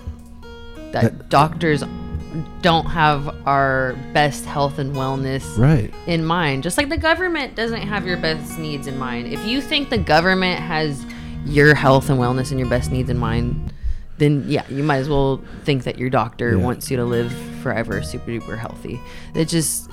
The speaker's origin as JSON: {"language": "English", "town": "Vallejo", "region": "California", "country": "United States", "tie": "born or raised there", "said": "I grew up in Vallejo, Northern California"}